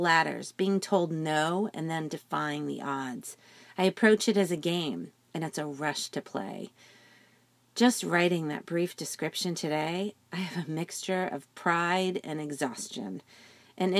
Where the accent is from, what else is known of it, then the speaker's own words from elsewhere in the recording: New Jersey, United States; I'm from New Jersey, and that side of me has deep roots